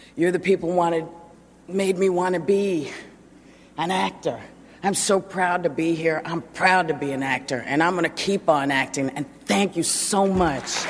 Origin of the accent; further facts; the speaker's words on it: New York, United States; I come from New York. As a little kid, I lived in the projects